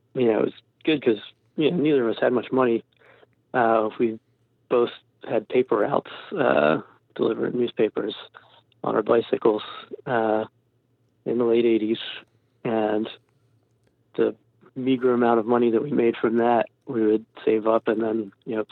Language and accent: English; New Jersey, United States; we're from New Jersey, all these great New Jersey and New York hardcore bands that we wanted to fit